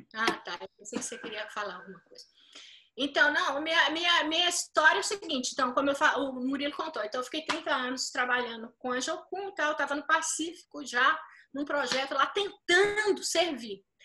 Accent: Brazil; você tem um senso de identidade coletiva, que isso a gente tem muito forte no Brasil

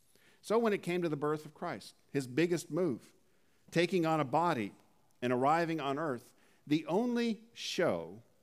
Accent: Dallas, Oregon, United States; also born or lived in Jamestown, North Dakota / Cairnport, Saskatchewan; I was born in Jamestown, North Dakota. We then moved to Cairnport, Saskatchewan. See if you can find that on a map. Then we moved to Dallas, Oregon, where I graduated from high school.

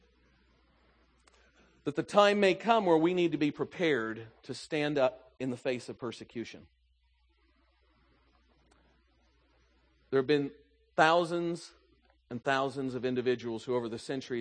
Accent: the South, United States; moved away; I grew up in the South

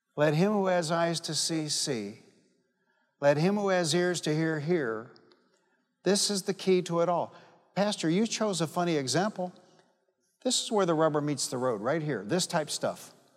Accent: Detroit, Michigan, United States; I'm from Detroit. And I grew up fighting

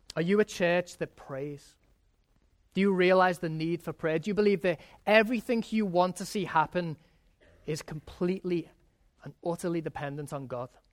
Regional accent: England, United Kingdom; moved away; when I was growing up in England

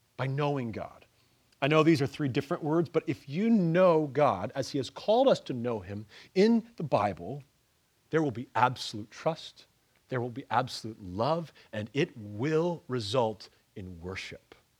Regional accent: Ontario, Canada; moved away; also born or lived in Pennsylvania; I, I come from Pennsylvania and I come from, uh, I, I grew up in the, in Ontario, Canada.

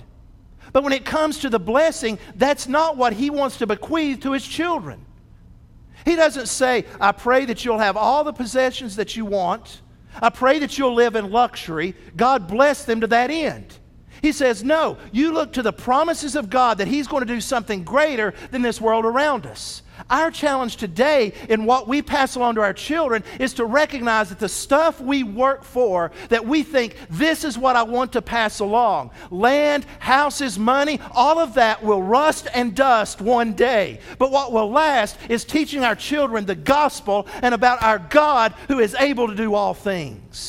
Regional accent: Athens, United States; growing up in Athens at 522 Holt Street

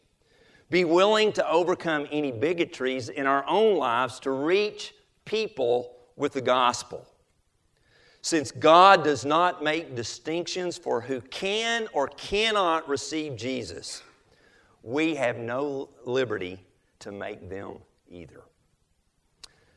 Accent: Pontotoc County, Oklahoma, United States; I'm from Pontotoc County in Oklahoma.

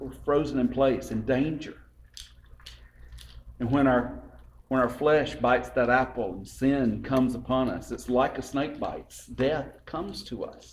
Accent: LaGrange, Georgia, United States; I grew up in LaGrange.

